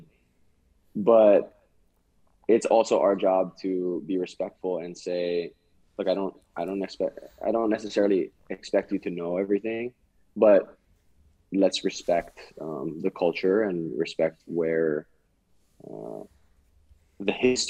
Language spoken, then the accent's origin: English; Hawaii, United States; moved away as an adult; also born or lived in California; growing up in Hawaii, it's like, oh, I'm 1/32nd Irish, 1/16th German